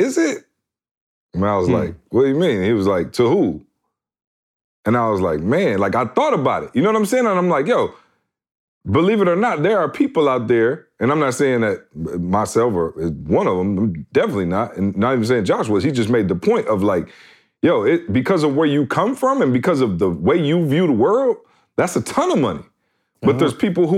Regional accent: Midwest, United States; I come from the Midwest where combined my parents didn't make

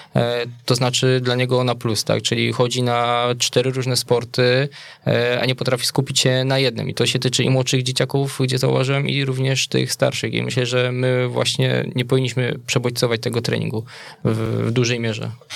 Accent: Wola, Silesian Voivodeship, Poland; also born or lived in Bielsko-Biała; w mojej rodzinnej miejscowości w Woli obok Pszczyny

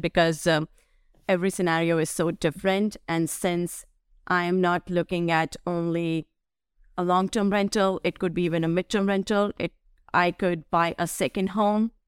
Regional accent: Delhi, India; now in United States; where I grew up in Delhi.

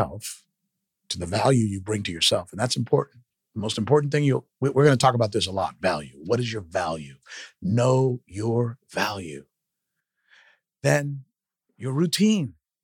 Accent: South Florida, United States; moved away as an adult; also born or lived in Minnesota; I'm from South Florida. My parents had no money

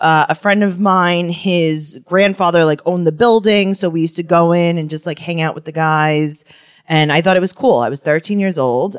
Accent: New York City, New York, United States; I grew up in Forest Hills and I was kind of sheltered.

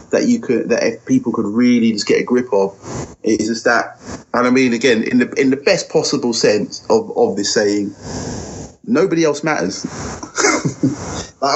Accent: United Kingdom; I would say that I'm British, African, Caribbean, because that it involves every part of my journey. I am very British.

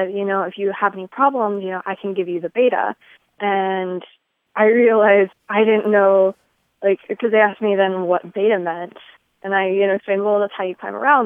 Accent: Omaha, Nebraska, United States; I'm from Omaha, Nebraska

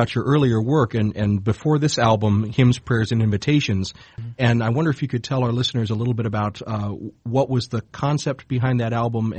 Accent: South Georgia and South Alabama, United States; growing up in South Georgia and South Alabama

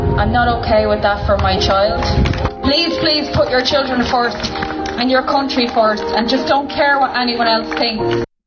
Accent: Dublin, Leinster, Ireland; I'm from Dublin, but I come to Mayo every weekend

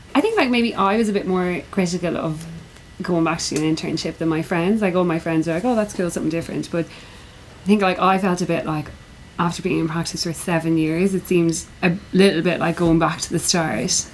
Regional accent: Ireland; I'm from Ireland.

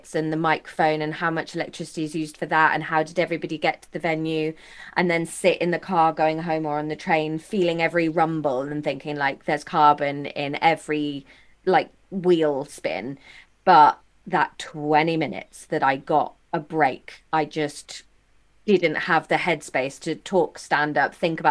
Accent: Taunton, South West England, United Kingdom; I'm from just outside Taunton.

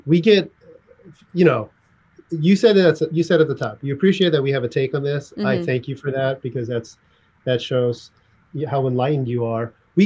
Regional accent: California, United States; also born or lived in St. Louis, Missouri; then we moved to California

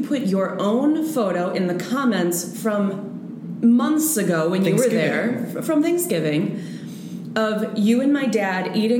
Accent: Wisconsin, United States; My hometown supper club in Wisconsin.

